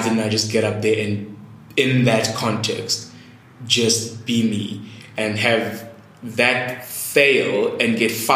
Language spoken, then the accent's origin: English; Eastern Cape, South Africa; also born or lived in Durban, KwaZulu-Natal; I grew up in the Eastern Cape, but mostly in my younger years, the junior school was in Durban